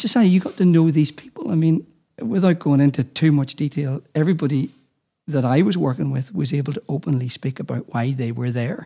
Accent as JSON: {"language": "English", "town": "Armagh", "region": "Northern Ireland", "country": "United Kingdom", "tie": "born or raised there", "said": "as a young person growing up in Armagh"}